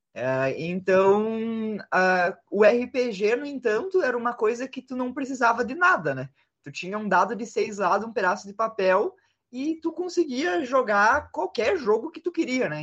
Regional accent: Passo Fundo, Rio Grande do Sul, Brazil; cresci no, numa vila no interior

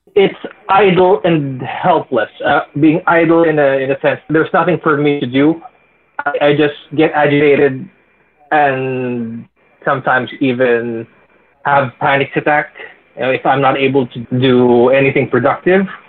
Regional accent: Philippines; I'm from the Philippines, we don't have Halloween

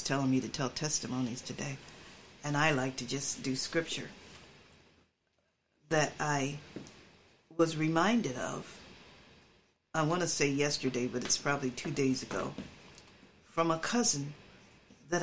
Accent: Philadelphia, Pennsylvania, United States; also born or lived in Willow Grove, Pennsylvania; when I moved with my mother from Willow Grove with my uncle, my aunt and uncle, with my mother when she bought a house on 18th Street in Philadelphia

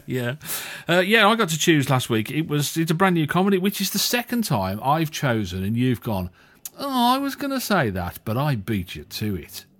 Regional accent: Walsall, West Midlands, United Kingdom; he's a Warsaw lad, same as me.

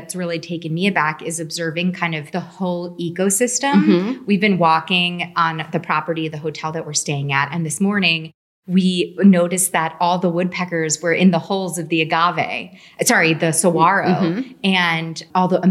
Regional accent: New York, United States; as someone who's grown up in New York in completely different vegetation

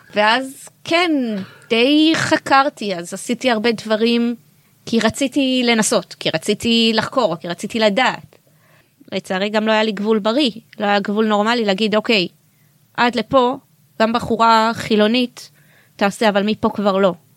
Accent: Bnei Brak, Tel Aviv District, Israel; אני באה ממשפחה חרדית מבני ברק

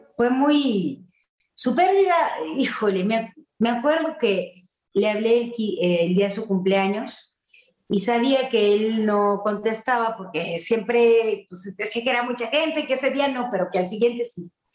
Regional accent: Querétaro, Mexico; yo soy queretana

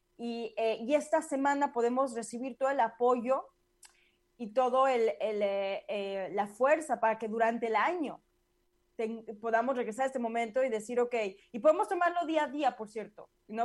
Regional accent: Mexico; now in United States; yo lo sentí mucho en México

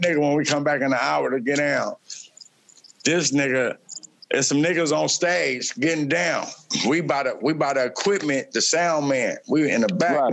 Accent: Oakland, California, United States; fiftieth in uh, Vicksburg. That's where I grew up

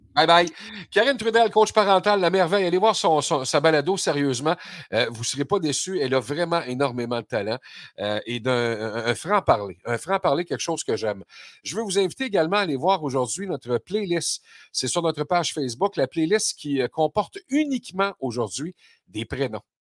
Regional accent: Quebec, Canada; chez nous au Québec

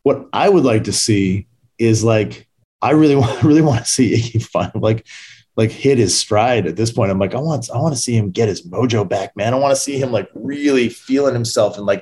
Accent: Brampton, Ontario, Canada; moved away as an adult; also born or lived in Maple Ridge, British Columbia; now in Los Angeles, United States; I grew up in Brampton, Ontario. And then I moved from there to Vancouver, like a suburb of Vancouver called Maple Ridge when I was 13.

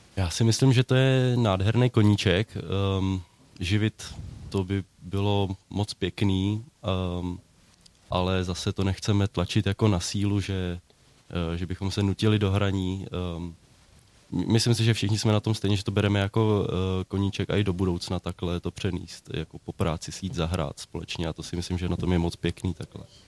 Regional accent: Neratovice, Central Bohemian Region, Czechia; Já jsem z Neratovic

